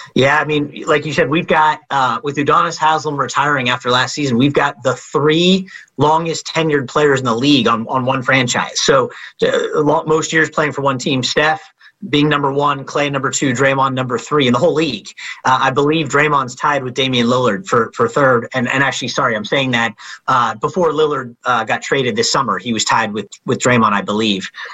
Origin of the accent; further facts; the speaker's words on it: the Bay Area, California, United States; I grew up in the Bay